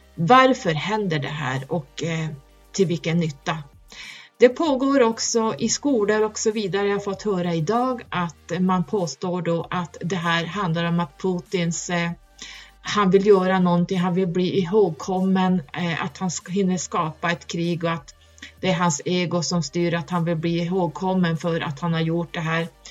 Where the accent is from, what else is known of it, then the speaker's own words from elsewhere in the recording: Norrland, Sweden; där jag kommer ifrån jättehögst upp